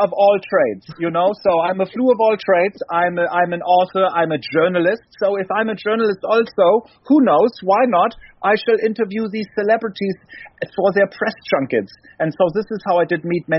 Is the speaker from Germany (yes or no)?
yes; Germany; I'm from Germany